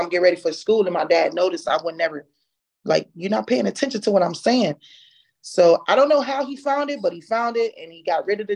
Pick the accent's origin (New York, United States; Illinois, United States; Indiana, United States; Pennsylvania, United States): Illinois, United States; Chicago; moved away; also born or lived in Texas / Syracuse; I'm originally from Chicago